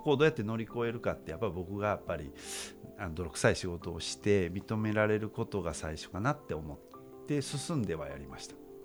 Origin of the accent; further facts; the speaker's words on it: United States; moved away as an adult; now in Japan; もうアメリカで育ったので